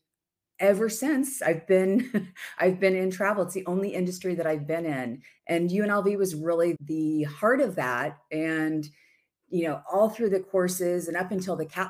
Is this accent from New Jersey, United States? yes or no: no; Indiana, United States; moved away as an adult; also born or lived in Las Vegas; I grew up in Indiana